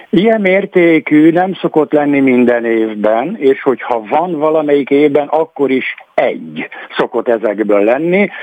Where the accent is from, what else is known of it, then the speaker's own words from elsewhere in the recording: Greece; arról a szigetről, ahol származom